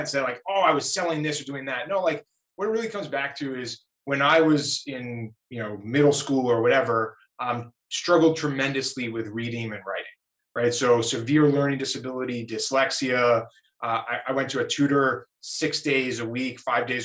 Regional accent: New York, United States; also born or lived in Boston, Massachusetts; now in Las Vegas, United States; I grew up in New York, spent 10 years in Massachusetts and Boston, growing Grasshopper, but now Vegas

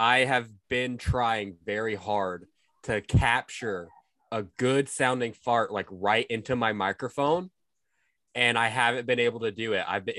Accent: Mississippi, United States; I'm from Mississippi.

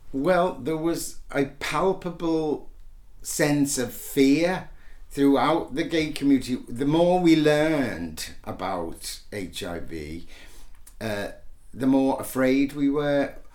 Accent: Liverpool, North West England, United Kingdom; we were born a day apart in Liverpool

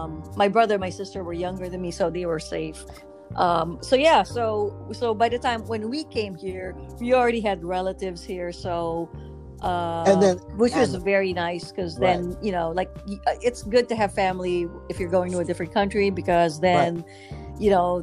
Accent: Manila, Metro Manila, Philippines; now in Los Angeles, United States; because I grew up in Manila, so you can get around pretty much without a car.

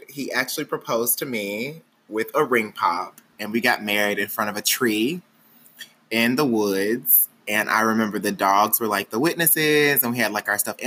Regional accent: Wilmer, Arkansas, United States; moved away; also born or lived in Little Rock, Arkansas / Texas; I'm technically from Wilmer, Arkansas.

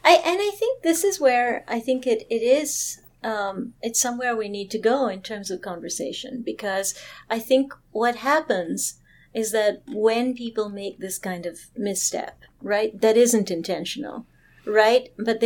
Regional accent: Toronto, Ontario, Canada; certainly very common when I was growing up in Toronto

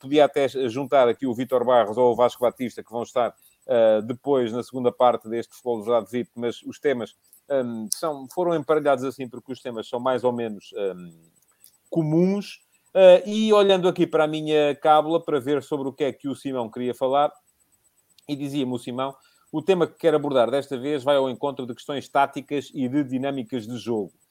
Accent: Santarém District, Portugal; eu sou de Cruz, eu sou de Cruz.

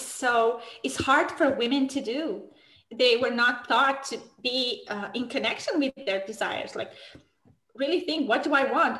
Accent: Romania; moved away as an adult; now in Switzerland; in my country, I'm from Romania

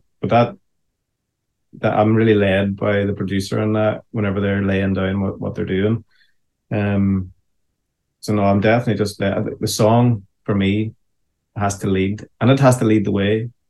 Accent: Ireland; And as an Irishman, when I hear that, you know, there is this sense of, this feels familiar, you know.

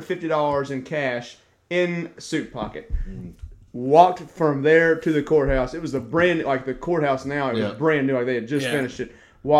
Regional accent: Cynthiana, Kentucky, United States; we're from Cynthia.

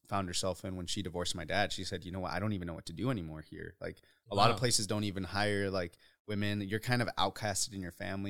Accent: Uruapan, Michoacán, Mexico; born there; So I was born in Uruapan, Michoacan, Mexico.

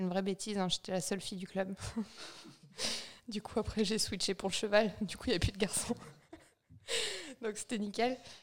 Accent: Vosges, Grand Est, France; now in Chamonix, France; Je viens des Vosges, d'un tout petit village. Je pense qu'on est 150 en comptant les poules et les vaches

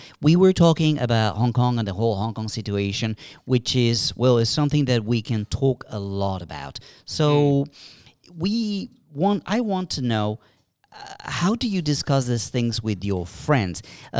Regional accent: Colombia; moved away; We in Colombia, we had a similar situation.

